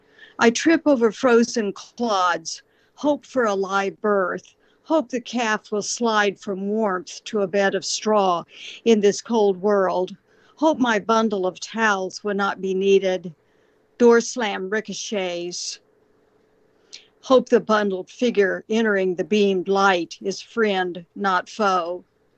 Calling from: Southwest Missouri, United States; I'm calling from Southwest Missouri

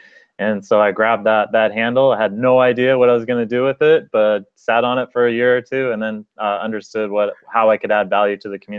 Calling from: Seattle, Washington, United States; I am calling from Seattle

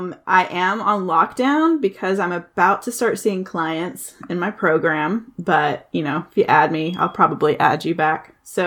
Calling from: St. Louis, Missouri, United States; So I'm recording from St. Louis, Missouri.

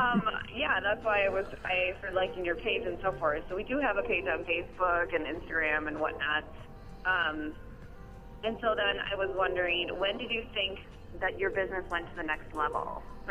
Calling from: Blaine, United States

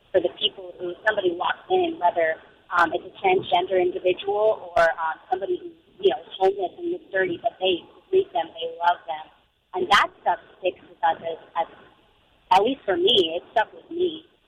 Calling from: Jacksonville, Florida, United States; Awesome. Jacksonville.

